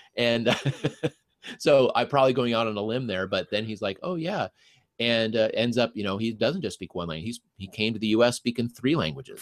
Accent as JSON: {"language": "English", "town": "Denver", "region": "Colorado", "country": "United States", "tie": "born or raised there", "first_language": "English", "moved": "as an adult", "lives_now": "Minnesota, United States", "said": "I grew up in Denver"}